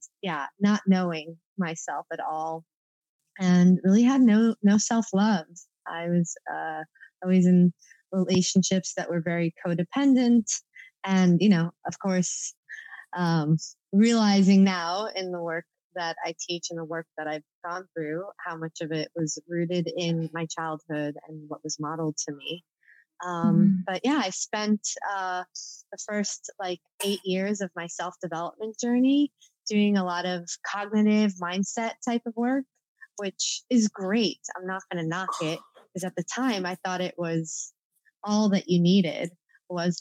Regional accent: East Coast, United States; growing up on the East Coast

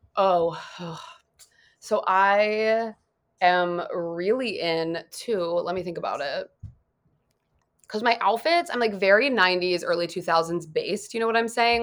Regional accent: Dayton, Ohio, United States; now in Los Angeles, United States; I'm from Dayton, like, not that far away from there

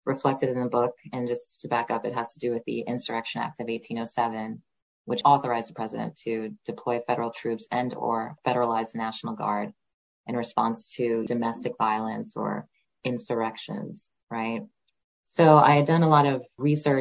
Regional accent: Stony Brook, New York, United States; I did grow up on Long Island. I was born in New York City and raised in Stony Brook

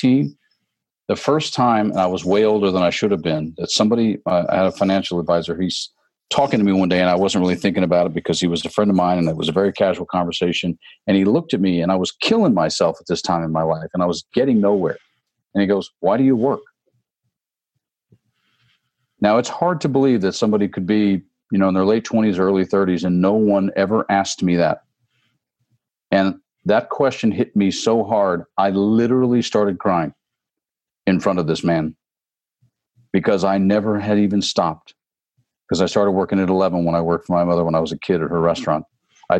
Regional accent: Tennessee, United States; also born or lived in Phoenix, Arizona / North Hollywood, California / Atlanta, Georgia; now in Southern California, United States; I did grow up in Tennessee

